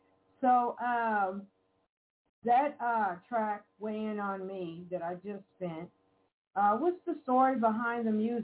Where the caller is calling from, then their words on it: Evansville, Indiana, United States; We are both calling from Evansville, Indiana.